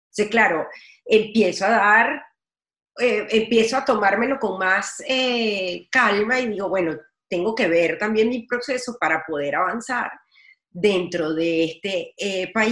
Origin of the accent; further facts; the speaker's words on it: Venezuela; además como venezolana eh, de evidenciar donde quiera que yo esté mostrar, evidenciar, sensibilizar sobre el tema de persecución en Venezuela